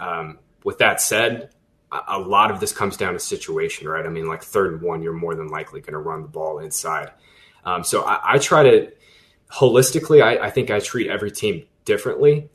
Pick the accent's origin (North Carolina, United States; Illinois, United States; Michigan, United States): North Carolina, United States; Boone; I was born in Boone, North Carolina